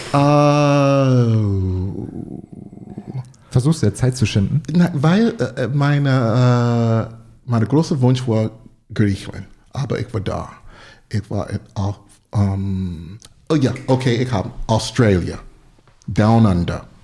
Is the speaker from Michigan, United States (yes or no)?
no; North Carolina, United States; born there; German is a second language; also born or lived in Chicago / New York; Äh, nein. Ähm, grundsätzlich ich geboren in North Carolina.